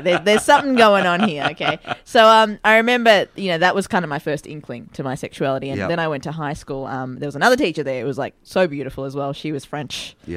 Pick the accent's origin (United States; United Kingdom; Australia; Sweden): Australia; Melbourne, Victoria; also born or lived in Sri Lanka / Northcote; I grew up in Fairfield. Fairfield was the first suburb we lived